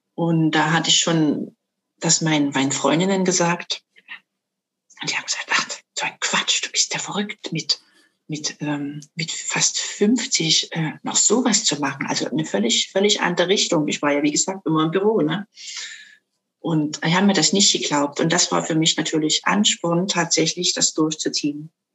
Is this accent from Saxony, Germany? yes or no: yes; Dresden, Saxony, Germany; ich komme aus Dresden, bin also waschechte Sächsin.